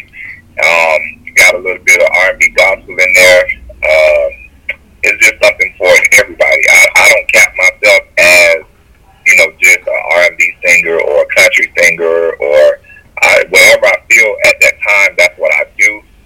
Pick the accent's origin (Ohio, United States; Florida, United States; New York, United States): Florida, United States; Miami; now in Georgia, United States; I'm from Miami. We're, you know, right now in Georgia